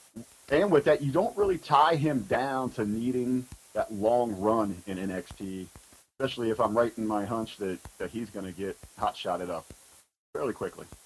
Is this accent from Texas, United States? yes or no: no; Southern Ohio, United States; growing up in Southern Ohio